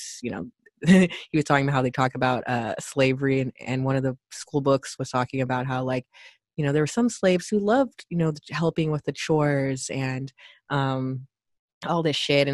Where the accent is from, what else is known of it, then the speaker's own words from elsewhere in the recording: United States; we're American